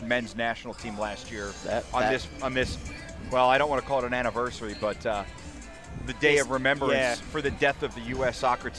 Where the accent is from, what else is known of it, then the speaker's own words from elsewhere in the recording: Jersey Shore, New Jersey, United States; she's from my hometown.